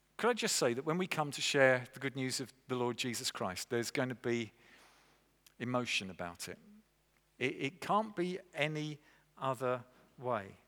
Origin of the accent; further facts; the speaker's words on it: England, United Kingdom; I'm an Englishman, okay? Though my dad was a Scot and granddad are Scot and all the generations prior to that, I was born and raised in England